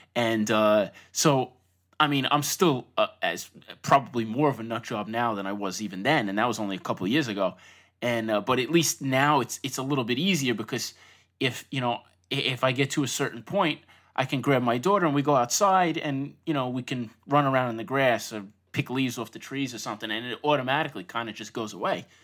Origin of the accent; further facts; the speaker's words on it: Long Island, New York, United States; also born or lived in Brooklyn; I grew up in Long Island, not too far from Manhattan in general